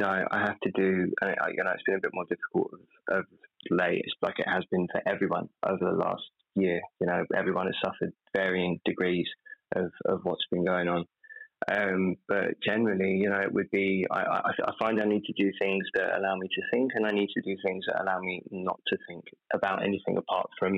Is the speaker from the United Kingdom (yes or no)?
yes; United Kingdom; I'm British